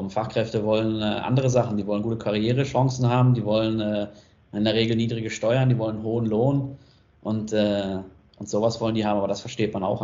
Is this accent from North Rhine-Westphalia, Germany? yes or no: yes; North Rhine-Westphalia, Germany; now in Switzerland; aus meiner Heimat im Ruhrgebiet.